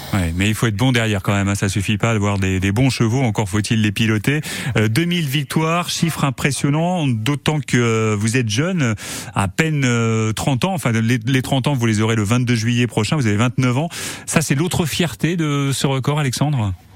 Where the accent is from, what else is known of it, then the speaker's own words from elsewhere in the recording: Sarthe, Pays de la Loire, France; chez nous dans la Sarthe